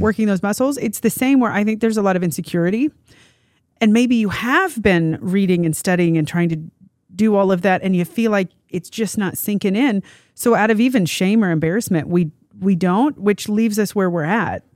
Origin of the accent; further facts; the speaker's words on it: Kansas, United States; growing up in Kansas, we solidly are known as the most boring, like, dialect